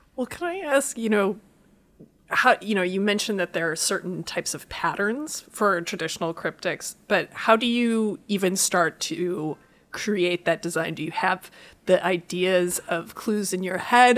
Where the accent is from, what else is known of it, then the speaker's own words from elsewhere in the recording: Iowa, United States; I'm from Iowa